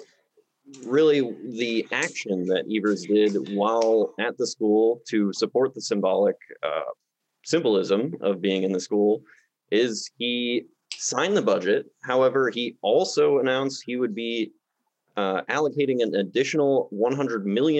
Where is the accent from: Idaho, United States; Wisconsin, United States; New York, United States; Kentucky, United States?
Wisconsin, United States; Shorewood; I'm from Shorewood, and we're rivals with Whitefish Bay